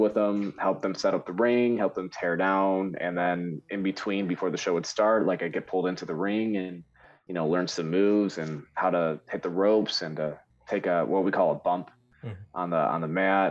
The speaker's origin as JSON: {"language": "English", "region": "Michigan", "country": "United States", "said": "I'm from Michigan"}